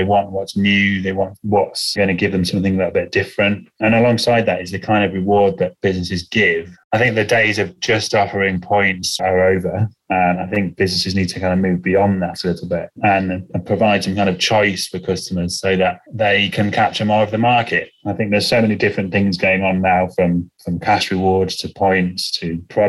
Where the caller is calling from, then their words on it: England, United Kingdom; Hi, I'm joining you from the UK, just outside of London in the countryside.